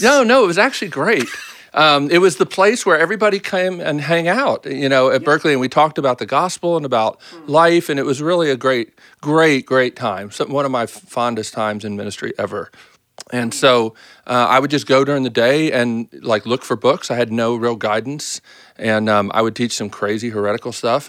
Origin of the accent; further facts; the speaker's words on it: Baltimore, Maryland, United States; I grew up in Baltimore